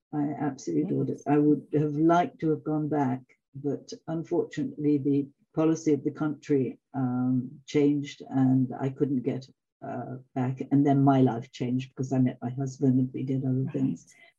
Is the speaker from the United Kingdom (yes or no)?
yes; England, United Kingdom; also born or lived in Canada / Africa / Italy; now in France; No, I'm English originally.